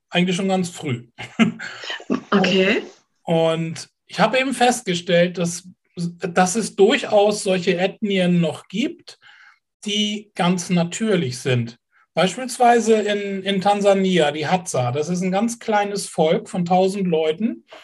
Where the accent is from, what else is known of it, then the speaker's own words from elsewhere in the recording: Kiel, Schleswig-Holstein, Germany; Ich bin Kieler, ja.